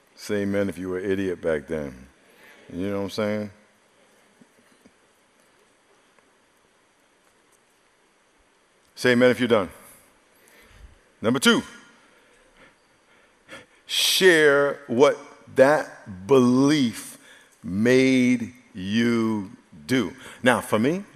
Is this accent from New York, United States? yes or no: yes; New York, United States; I grew up in New York